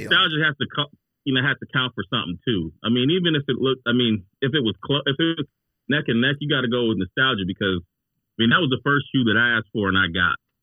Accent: Cleveland, Ohio, United States; I'm from Cleveland originally

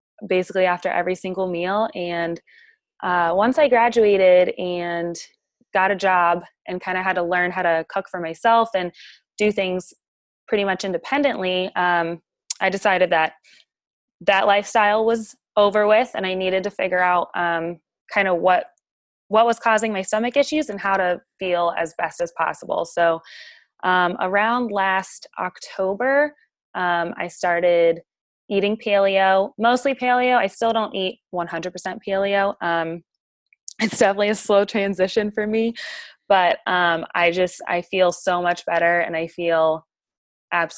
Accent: Virginia, United States; moved away as an adult; now in Alabama, United States; I'm originally from Virginia

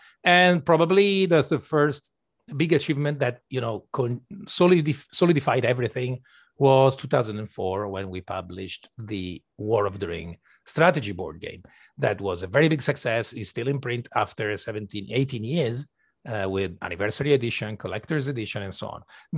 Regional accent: Venice, Veneto, Italy; And the lucky part was that we grew up in Venice, where we still have a studio and where we live. And in Venice, there's one of the only game studios in Italy

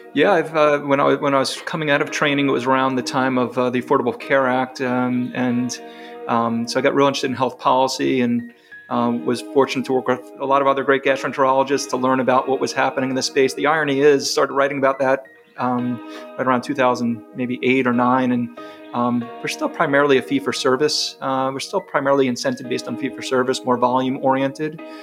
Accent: New York, United States; moved away as an adult; now in Chapel Hill, United States; I'm not from North Carolina by my accent. I grew up in New York

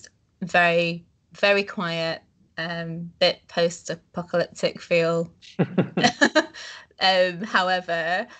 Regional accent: Leeds, Yorkshire and the Humber, United Kingdom; also born or lived in Netherlands; I'm from Yorkshire in the UK, a city called Leeds

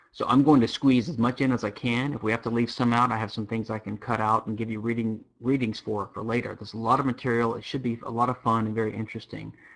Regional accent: Louisiana, United States; now in Houston, United States; I am from Louisiana, which is uh, uh the sole civil law state in America

